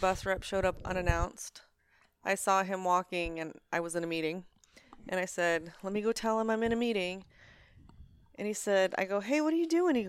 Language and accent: English; Arizona, United States; From Arizona.